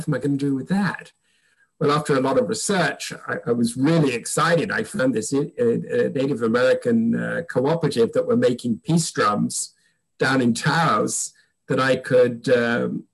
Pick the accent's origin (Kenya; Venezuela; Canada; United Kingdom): United Kingdom; England; moved away as an adult; now in United States; When I moved to America from England